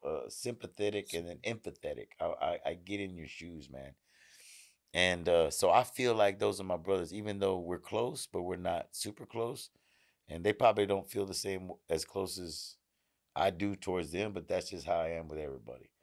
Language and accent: English; Houston, Texas, United States; I'm from Houston